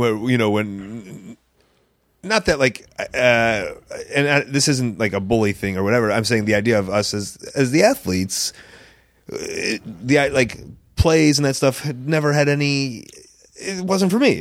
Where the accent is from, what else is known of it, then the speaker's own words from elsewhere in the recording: Chicago, Illinois, United States; as a Chicagoan